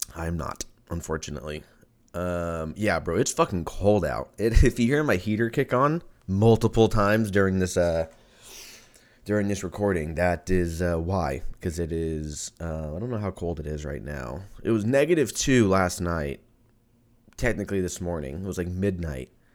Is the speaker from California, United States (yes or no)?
yes; Lancaster, California, United States; now in Austin, United States; I grew up in Lancaster